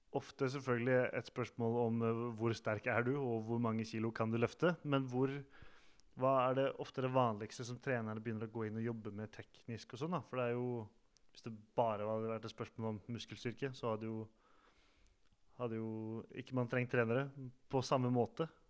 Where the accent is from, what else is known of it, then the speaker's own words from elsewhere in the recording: Sande, Vestfold, Norway; moved away; Jeg er jo også fra Sande i Vestfold